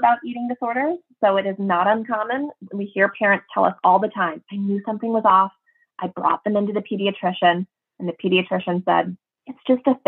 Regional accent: Minnesota, United States; I'm from Minnesota

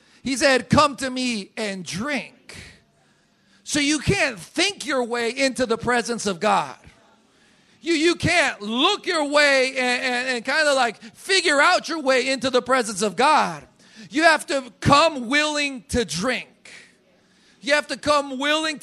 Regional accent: Colombia; moved away as an adult; I was born in Colombia. I've lived in Colombia for 30 years. Of my 34 years, I've lived 30 years in Colombia

